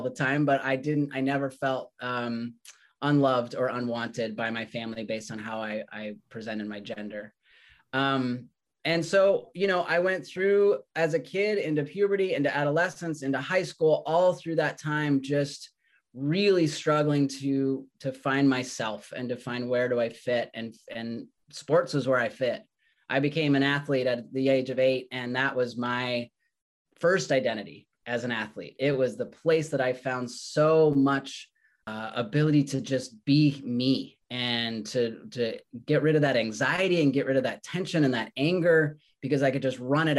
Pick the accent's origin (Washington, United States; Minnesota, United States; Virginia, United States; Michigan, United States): Washington, United States; Redmond; also born or lived in Colorado; I grew up in Redmond, Washington. We moved there when I was about 7 years old. I was originally born in Colorado